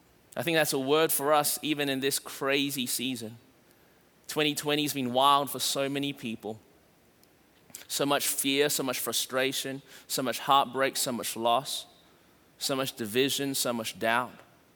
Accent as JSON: {"language": "English", "town": "Melbourne", "region": "Victoria", "country": "Australia", "moved": "yes", "lives_now": "Anderson, United States", "said": "We moved from Melbourne, Australia to Anderson, South Carolina, and immediately we felt the fear wash over us as we landed and started trying to make a life, and it was challenging."}